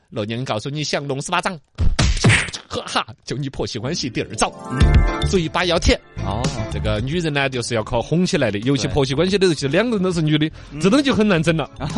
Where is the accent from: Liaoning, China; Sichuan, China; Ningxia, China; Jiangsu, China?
Sichuan, China; 四川尤其像我们老家麒麟地带那种